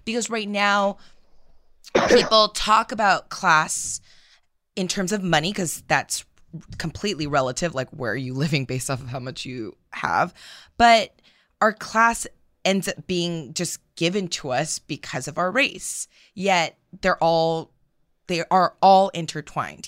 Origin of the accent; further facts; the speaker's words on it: United States; we are Americans